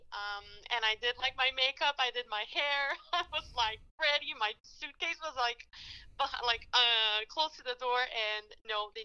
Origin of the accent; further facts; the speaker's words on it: Quebec, Canada; accent: French; now in Alberta, Canada; I'm from Quebec, as you can tell from my lovely little Frenchy accent